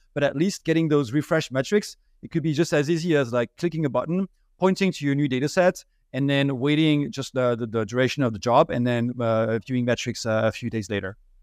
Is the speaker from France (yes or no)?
yes; France; English is a second language; moved away as an adult; now in United States; I'm originally from France, as you may be, be able to hear from my accent.